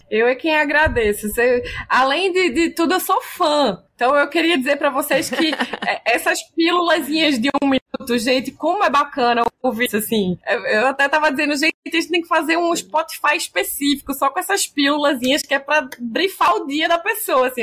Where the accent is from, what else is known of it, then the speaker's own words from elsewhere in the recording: Pernambuco, Brazil; Como pernambucana